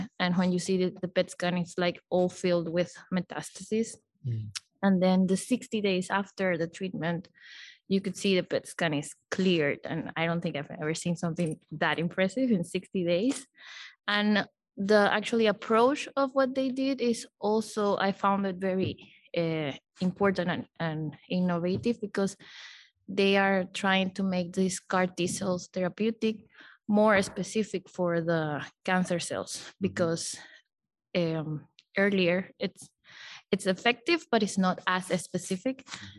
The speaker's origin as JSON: {"language": "English", "country": "Panama", "said": "I'm from Panama. I work at the Gorgas Memorial Lab for Health Research in Panama."}